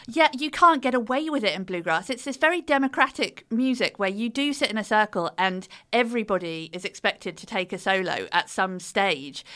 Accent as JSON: {"language": "English", "country": "United Kingdom", "accent": "British", "said": "We're British"}